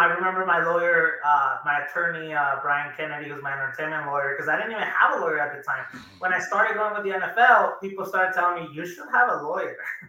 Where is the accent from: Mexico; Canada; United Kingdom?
Mexico; Juarez, Chihuahua; I felt like I was with my own grandparents growing up in Ocho, Juarez.